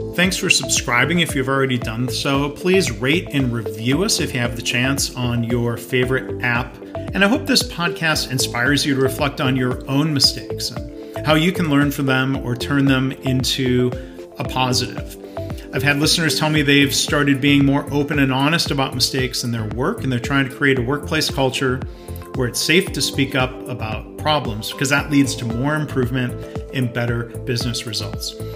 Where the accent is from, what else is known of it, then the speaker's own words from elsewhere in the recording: Detroit, Michigan, United States; part of my perspective was growing up around Detroit